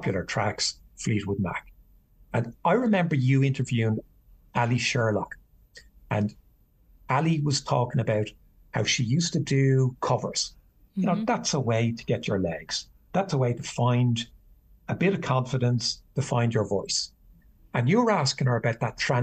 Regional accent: Ireland; I grew up at a time where traditional Irish music

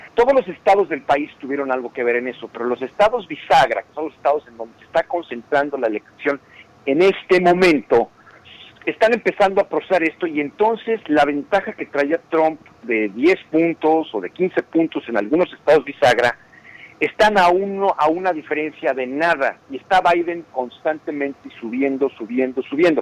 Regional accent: Mexico; now in United States; nosotros como mexicanos

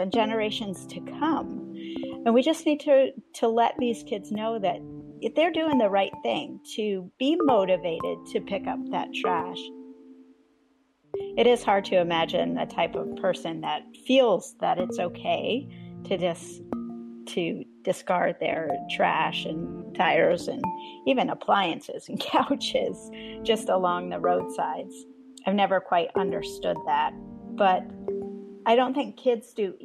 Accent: Vermont, United States; I grew up in Vermont and participated in Green Up Day

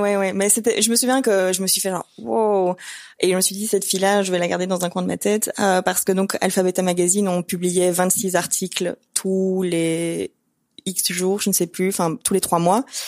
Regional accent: Brussels, Brussels-Capital Region, Belgium; on est de Bruxelles

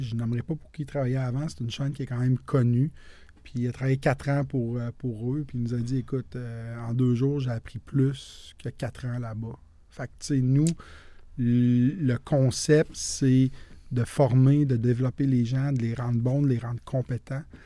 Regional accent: Quebec City, Quebec, Canada; moved away as an adult; also born or lived in Saint-Romuald / Sainte-Foy-Sillery / Montreal; je suis originaire de la ville de Québec. Je suis né, j'ai grandi à saint ramual

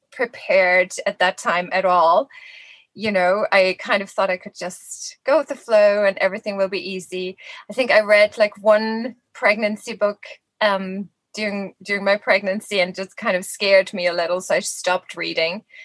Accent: Germany; moved away as an adult; now in Dublin, Ireland; I'm actually from Germany originally, but I've been here in Ireland. This is now my 18th year.

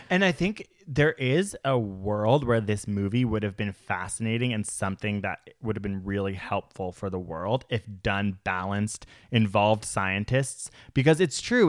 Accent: Canada; as a Canadian

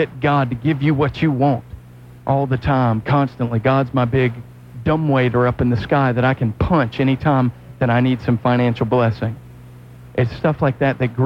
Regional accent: the Bible Belt, United States; I grew up in the Bible Belt

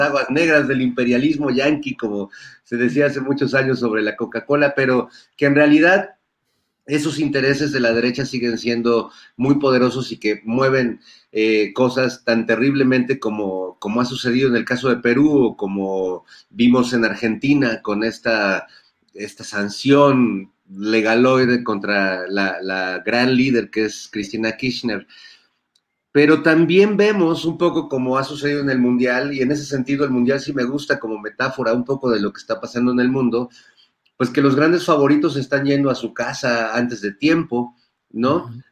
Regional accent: Mexico; nosotros como como pueblo mexicano

